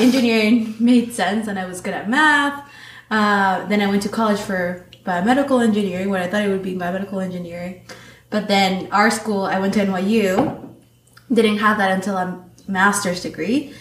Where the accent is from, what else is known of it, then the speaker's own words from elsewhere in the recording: New York City, New York, United States; also born or lived in Manizales, Colombia; when I turned 12, right before I turned 12, my family moved to New York City, to Queens. So that's where I grew up.